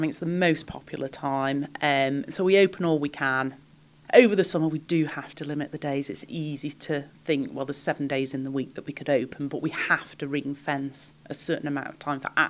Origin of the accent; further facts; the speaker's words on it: Isle of Man; also born or lived in Sheffield, United Kingdom; No, I was born in Sheffield, moved here as a child, and the difference in lifestyle between living in Sheffield and living in the Isle of Man